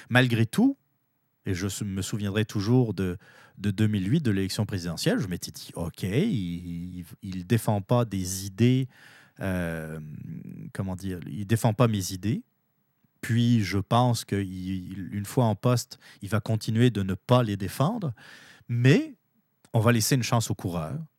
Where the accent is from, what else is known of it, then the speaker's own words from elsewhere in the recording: Canada; Maintenant, en tant que Canadien, mais aussi pour les Américains, nous avons tous intérêt à ce que ça se passe le mieux possible.